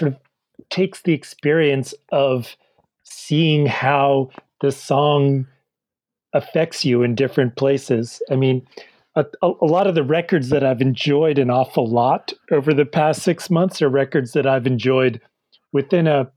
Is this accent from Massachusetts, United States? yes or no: yes; Milton, Massachusetts, United States; I'm from Milton, Massachusetts.